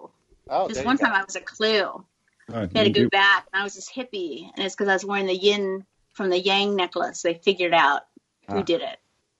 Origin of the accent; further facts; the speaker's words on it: California, United States; accent: American; moved away as an adult; now in Australia; I'm from California.